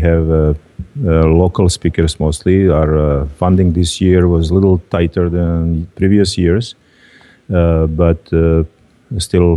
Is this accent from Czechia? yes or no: no; Croatia; moved away; also born or lived in Lika; I'm Serb from Croatia